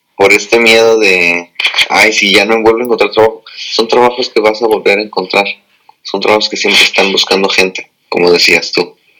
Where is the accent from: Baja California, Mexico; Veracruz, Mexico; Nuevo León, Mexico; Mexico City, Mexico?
Baja California, Mexico; Tijuana; moved away as an adult; also born or lived in National City, California / San Diego; now in United States; yo soy de, de San Diego, bueno, nací en National City, pero toda la vida he en Tijuana